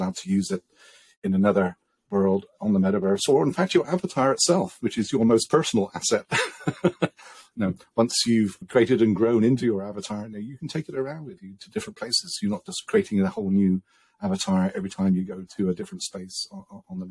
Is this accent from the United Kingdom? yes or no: yes; England, United Kingdom; I'm English